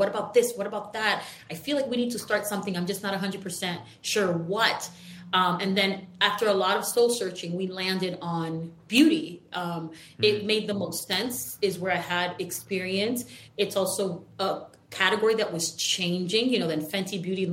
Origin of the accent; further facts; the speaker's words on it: New York, United States; we're from New York